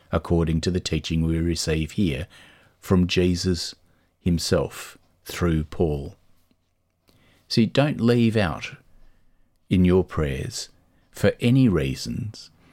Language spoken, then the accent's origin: English; Australia; moved away as an adult; now in Dublin, Ireland; There are things that we grew up with in Australia that we love and we miss